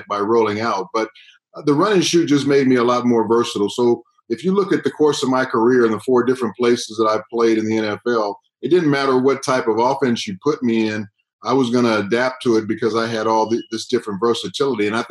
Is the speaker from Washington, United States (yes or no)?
no; Southern California, United States; moved away as an adult; also born or lived in Canada; I'm a guy from Southern California, and all of a sudden now I'm up in Canada